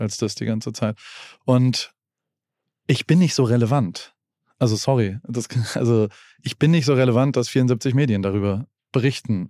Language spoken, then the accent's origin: German; Heidelberg, Baden-Württemberg, Germany; ich komme aus Heidelberg und da gab es den Zuckerladen